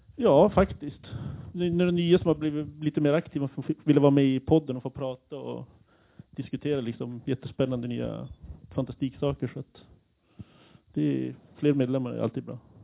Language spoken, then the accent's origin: Swedish; Kiruna, Norrbotten County, Sweden; now in Umeå, Sweden; jag är själv från Kiruna